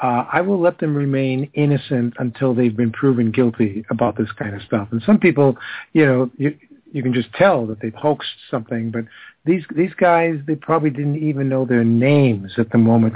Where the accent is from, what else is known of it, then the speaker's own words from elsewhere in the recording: United States; accent: American; I have enough trouble with my own American accent.